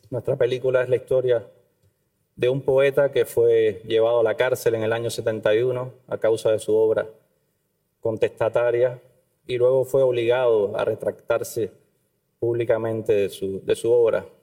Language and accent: Spanish; Cuba